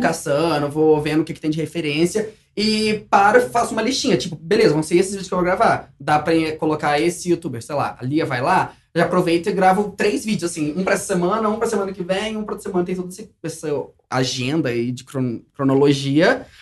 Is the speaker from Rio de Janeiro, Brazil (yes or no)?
yes; interior of Rio de Janeiro, Brazil; moved away as an adult; now in São Paulo, Brazil; eu sou do interior do Rio